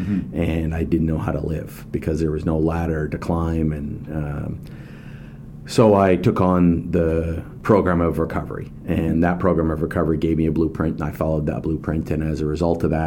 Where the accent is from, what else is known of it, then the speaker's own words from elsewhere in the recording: West Coast, Canada; I born and raised in the West Coast.